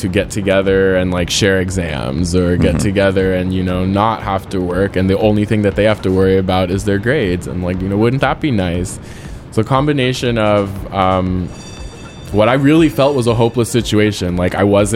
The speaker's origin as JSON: {"language": "English", "town": "San Francisco", "region": "California", "country": "United States", "tie": "born or raised there", "said": "growing up in San Francisco, or at my high school"}